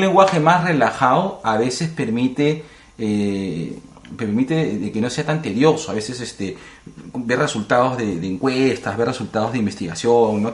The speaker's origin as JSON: {"language": "Spanish", "region": "Lima", "country": "Peru", "said": "somos limeños y pasamos la gran, un gran tiempo en, Lima"}